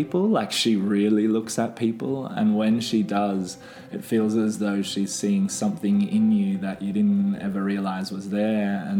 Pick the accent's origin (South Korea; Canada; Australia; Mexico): Australia; I'm an Aussie